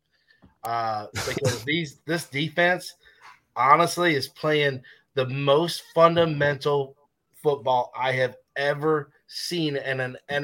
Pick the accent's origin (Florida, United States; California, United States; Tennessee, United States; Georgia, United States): Tennessee, United States; also born or lived in Niagara Falls, New York; I was born in Niagara Falls, New York, and then I left when I was about 8 years old, and then raised in Tennessee. So I've been in Tennessee for the better part of my life.